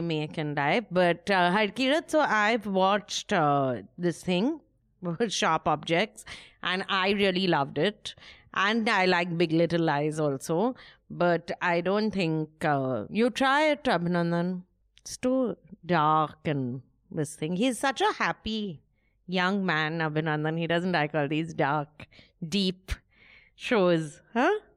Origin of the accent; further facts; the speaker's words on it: West Bengal, India; I'm from Bengal